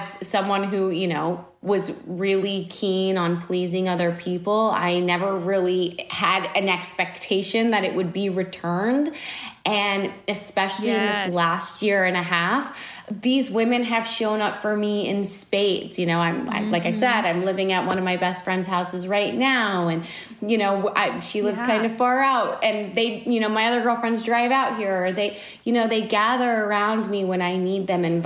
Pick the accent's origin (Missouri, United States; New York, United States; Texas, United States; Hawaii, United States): Texas, United States; moved away; Texas, which is my hometown